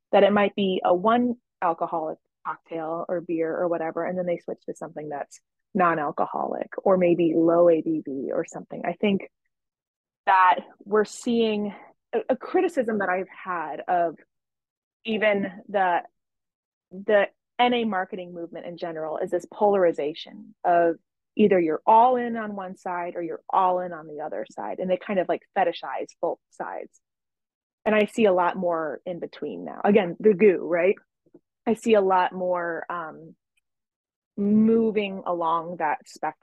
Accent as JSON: {"language": "English", "town": "Chicago", "region": "Illinois", "country": "United States", "said": "I'm from Chicago."}